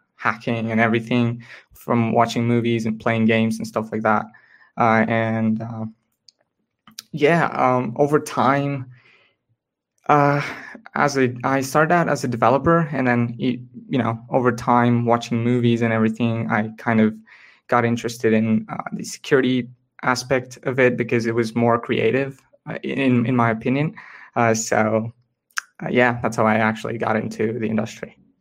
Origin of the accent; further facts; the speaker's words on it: India; I'm from India primarily